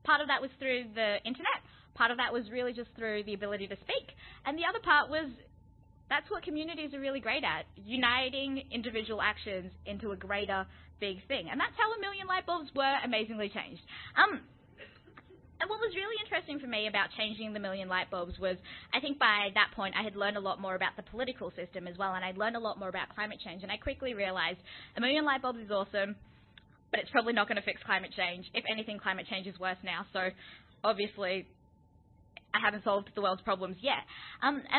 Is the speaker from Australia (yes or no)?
yes; Melbourne, Victoria, Australia; where I grew up in West Footscray